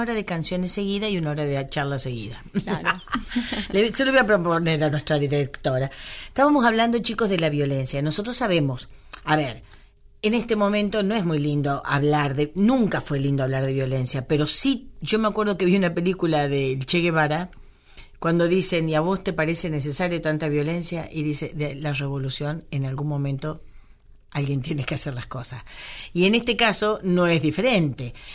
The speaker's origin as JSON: {"language": "Spanish", "town": "Cañuelas", "region": "Buenos Aires Province", "country": "Argentina", "said": "mi pueblo, yo le digo pueblo cariñosamente, a Cañuela de mi ciudad"}